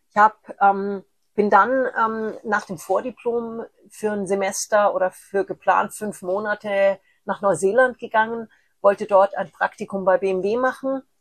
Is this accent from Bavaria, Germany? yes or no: yes; Munich, Bavaria, Germany; born there; Ich bin als eineiger Zwilling in München geboren.